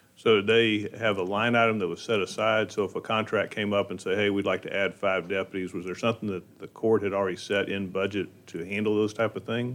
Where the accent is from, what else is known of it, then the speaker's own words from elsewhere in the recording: Montgomery County, Texas, United States; growing up in Montgomery County